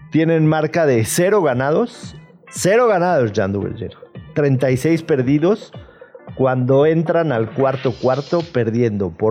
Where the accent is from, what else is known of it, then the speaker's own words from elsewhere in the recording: Mexico City, Mexico; yo nací en Ciudad de México. de hecho, bueno, pero... aquí cerca, en el Santa Mónica. El chilango. Sí, claro. En el Santa Mónica. Es súper chilango